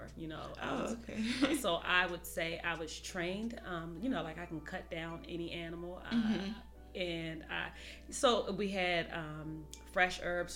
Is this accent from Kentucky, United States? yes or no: no; Washington, District of Columbia, United States; moved away as an adult; also born or lived in Indiana; now in Atlanta, United States; I am originally from Washington, D.C.